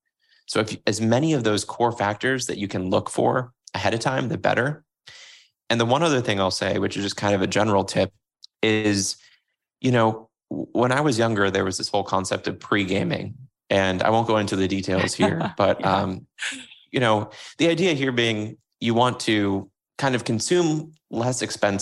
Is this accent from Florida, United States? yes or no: yes; Florida, United States; So when I grew up in Florida, getting the sweetened tea was a thing.